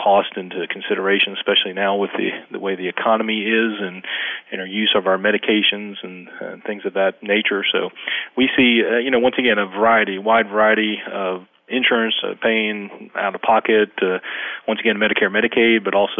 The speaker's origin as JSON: {"language": "English", "town": "Jacksonville", "region": "Florida", "country": "United States", "tie": "born or raised there", "moved": "yes", "lives_now": "Brooklet, Georgia, United States", "said": "I grew up in Jacksonville, Florida"}